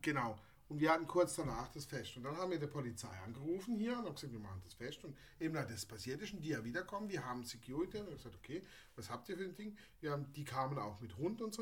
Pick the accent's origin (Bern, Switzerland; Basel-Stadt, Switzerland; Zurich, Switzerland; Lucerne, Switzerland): Basel-Stadt, Switzerland; Basel; bei uns in Basel